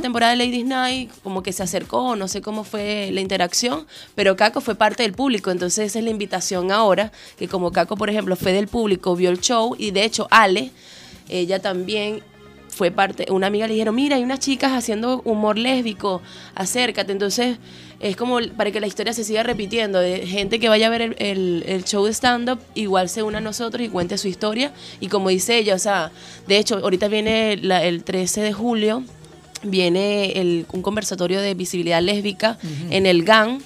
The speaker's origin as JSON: {"language": "Spanish", "town": "Coro", "region": "Falcón", "country": "Venezuela", "moved": "yes", "lives_now": "Chile", "said": "Yo soy de Coro"}